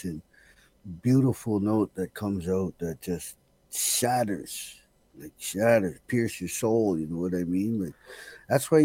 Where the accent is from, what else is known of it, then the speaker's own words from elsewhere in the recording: Montreal, Quebec, Canada; moved away; also born or lived in Oromocto, New Brunswick / Fredericton, New Brunswick / Thunder Bay, Ontario; by the age of 6, it was time to go. My dad took me up to Montreal, and we had stops in Thunder Bay as a real toddler and stuff like that. But Montreal is where we planted our foundation